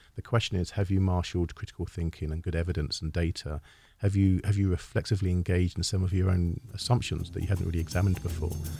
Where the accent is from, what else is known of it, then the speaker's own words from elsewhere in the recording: United Kingdom; as a Brit, as a European